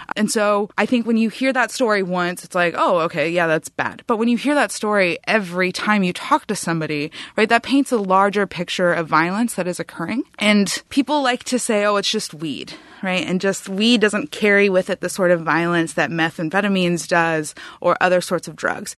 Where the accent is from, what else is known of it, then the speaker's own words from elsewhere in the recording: Humboldt County, California, United States; I was from Humboldt County